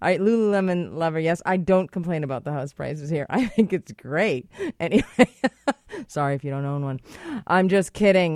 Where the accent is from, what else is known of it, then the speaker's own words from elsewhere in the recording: Boston, Massachusetts, United States; now in British Columbia, Canada; I am from Boston